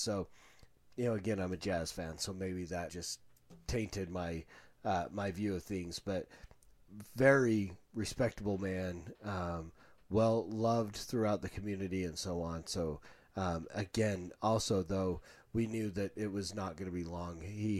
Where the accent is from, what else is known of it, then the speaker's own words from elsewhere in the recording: India; growing up in India and being among this place where millions of gods, pretty much anything could be a god, and then finding Christ and being saved